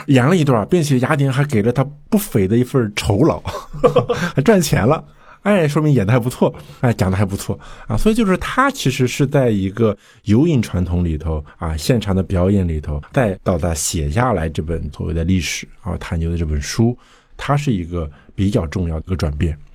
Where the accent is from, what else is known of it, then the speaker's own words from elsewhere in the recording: China; 我们就是中国人